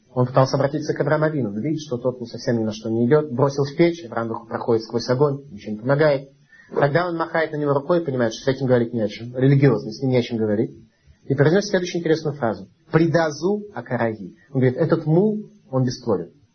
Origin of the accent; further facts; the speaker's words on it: Saint Petersburg, Russia; мы с вами родились в Ленинграде, это болото, ну, настоящий болото